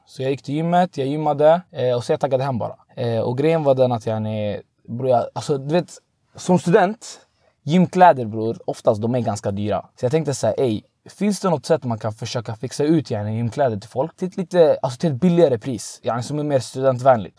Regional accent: Tunisia; now in Sweden; jag är från Tunisien

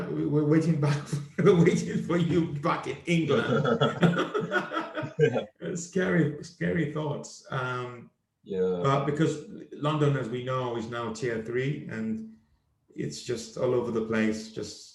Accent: Nigeria; moved away; also born or lived in Liverpool; I was born in Liverpool and I went back when I was age 5 to Nigeria.

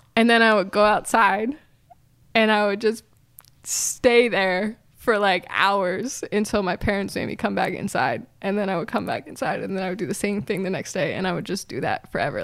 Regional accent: Philadelphia, Pennsylvania, United States; I actually am from Philly

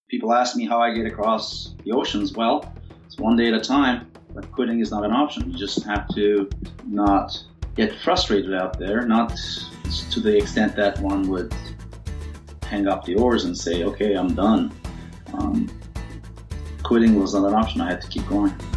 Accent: Turkey; moved away as an adult; also born or lived in Cyprus / Washington D.C., United States / Seattle, United States; now in Gig Harbor, United States; I was born in Cyprus, raised in Turkey. I came to United States in 1986 for graduate studies

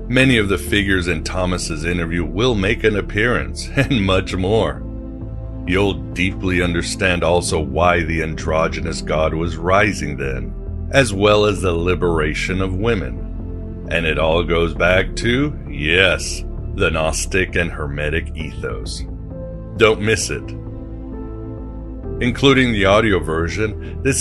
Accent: Mexico; English is a second language; also born or lived in Europe; I don't know how big he is in the United States, but when I grew up in Mexico and Europe, he was like the rock star.

